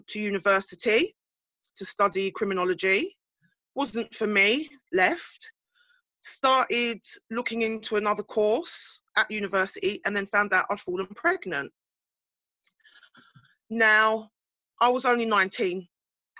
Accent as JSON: {"language": "English", "town": "Basildon", "region": "East of England", "country": "United Kingdom", "said": "I'm from Essex, Basildon to be exact."}